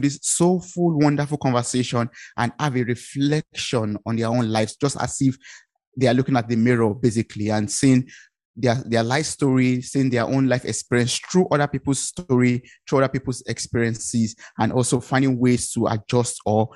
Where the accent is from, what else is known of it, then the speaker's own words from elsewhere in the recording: Ibadan, Oyo, Nigeria; moved away as an adult; now in Germany; I come originally from Nigeria. I'm based in Germany